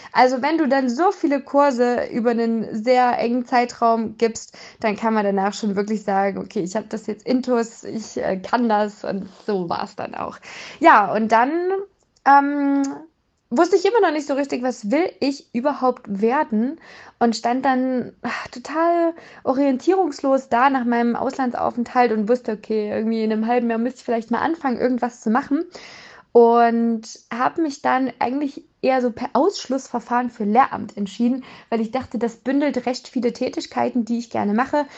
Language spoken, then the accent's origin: German; Erfurt, Thuringia, Germany; moved away as an adult; also born or lived in Jena; now in near Zwickau, Germany; Ich bin im schönen Thüringen in Erfurt geboren worden, habe dann in Jena studiert und wohne jetzt mittlerweile in der Nähe von Zwickau